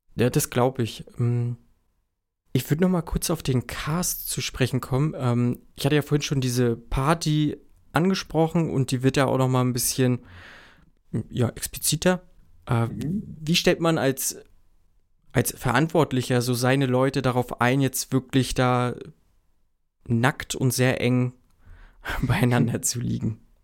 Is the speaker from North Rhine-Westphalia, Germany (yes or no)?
no; Mecklenburg-Vorpommern, Germany; Ich komme ja aus Mecklenburg-Vorpommern